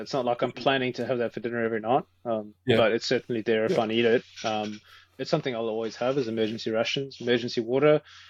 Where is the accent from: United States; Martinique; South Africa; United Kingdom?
South Africa; now in Australia; as a South African